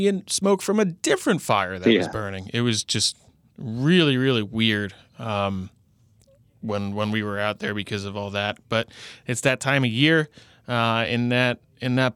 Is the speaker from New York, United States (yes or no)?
yes; Long Island, New York, United States; I'm from Long Island